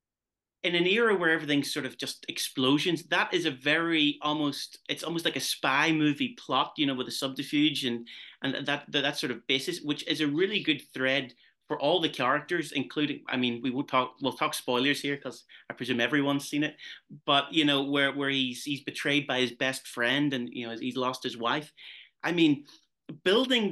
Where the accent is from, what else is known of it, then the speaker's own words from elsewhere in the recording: Derry, Northern Ireland, United Kingdom; I'm actually from Derry, which is in the northwest